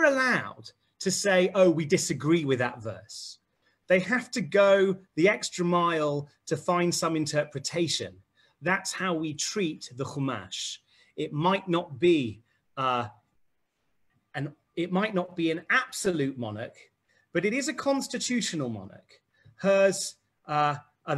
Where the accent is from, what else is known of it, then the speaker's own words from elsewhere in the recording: England, United Kingdom; as an Englishman